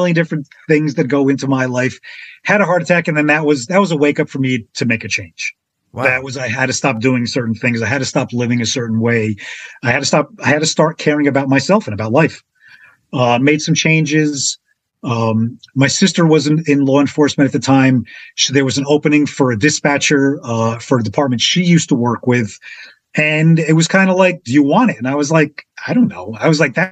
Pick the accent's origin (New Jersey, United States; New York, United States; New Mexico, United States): New Jersey, United States; Passaic; also born or lived in Florida; I was flown home from Florida to Passaic where I began my life.